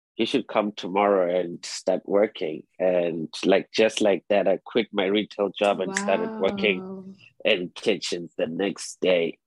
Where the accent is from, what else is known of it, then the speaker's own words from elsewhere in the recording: Zimbabwe; moved away as an adult; also born or lived in South Africa / Harlem, New York; now in New York, United States; I was born and raised in Zimbabwe, but my father naturalized into a South African. So I spent most of my childhood in between both Zimbabwe and South Africa.